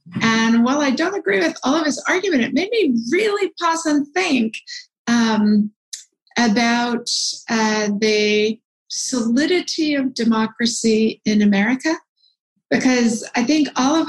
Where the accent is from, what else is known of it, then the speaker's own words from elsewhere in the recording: Sonoma, California, United States; You know, Sonoma, California, my hometown, has a fabulous rinky-dink 4th of July parade.